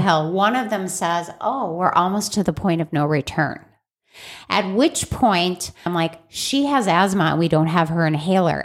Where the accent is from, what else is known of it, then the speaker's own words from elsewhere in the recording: Chicago, Illinois, United States; I grew up in Chicago